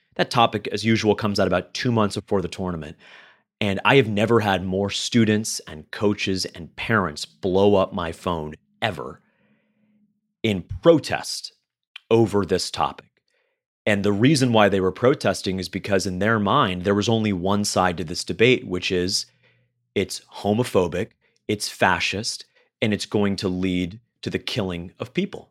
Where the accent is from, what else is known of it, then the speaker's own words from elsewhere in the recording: Florida, United States; I grew up in Florida. I live in Florida